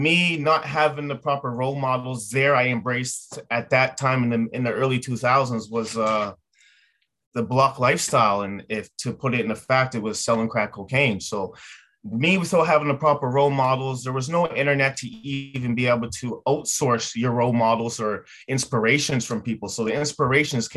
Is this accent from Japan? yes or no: no; Yarmouth, Nova Scotia, Canada; moved away as an adult; also born or lived in Halifax, Canada; now in Ontario, Canada; I grew up in Yarmouth, Nova Scotia